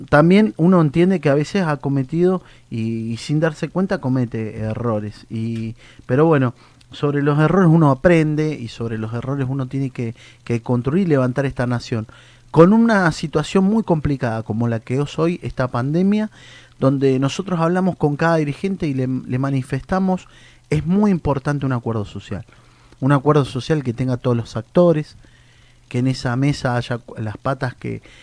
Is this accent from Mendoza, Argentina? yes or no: yes; Mendoza, Argentina; yo soy provinciano, soy de Mendoza